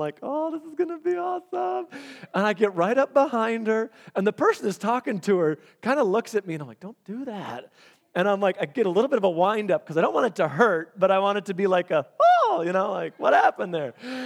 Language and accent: English; Michigan, United States; We're from Michigan